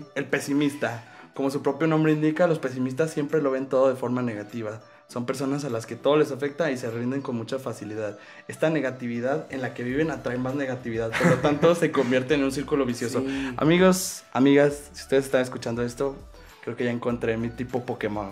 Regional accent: Mexico

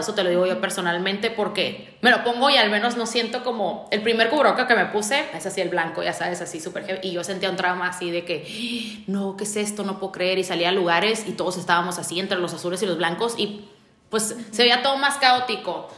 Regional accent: Tijuana, Baja California, Mexico; yo la verdad soy muy orgullosa tijuanense, siempre lo digo, yo soy tijuanense, tijuanense, tijuanense, o sea, me, me gusta mucho ser de aquí

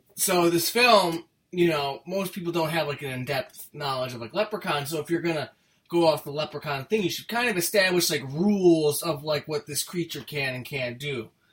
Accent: United States; I'm an American

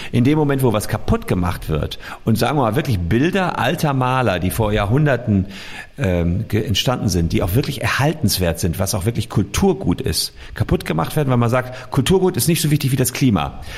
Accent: Gevelsberg, North Rhine-Westphalia, Germany; Mein Vater war irgendwie 20 Jahre Bürgermeister meiner Heimatstadt Gefelsberg. Das ist so bei Ennepetal, Wuppertal rum.

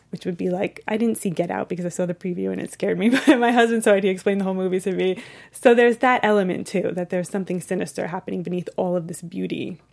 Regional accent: East Coast, United States; now in Los Angeles, United States; I'm from the East Coast, but I'm living in L

